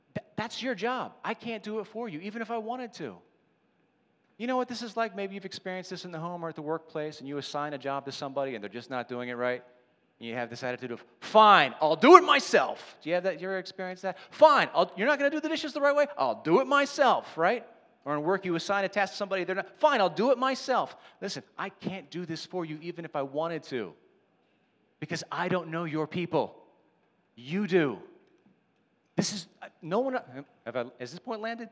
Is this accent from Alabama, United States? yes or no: no; Ridley-Interboro area, Pennsylvania, United States; This is where I live. This is where I'm from